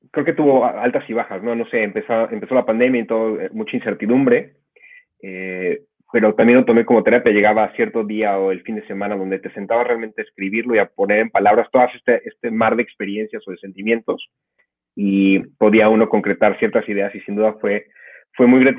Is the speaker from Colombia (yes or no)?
no; Mexico; now in Netherlands; vengo de México, actualmente me encuentro en Países Bajos, eh, hago investigación clínica aquí, soy internista de la Ciudad de México